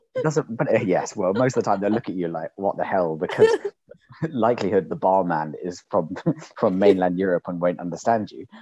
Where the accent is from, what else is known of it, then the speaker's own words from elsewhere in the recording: London, United Kingdom; because I stayed in London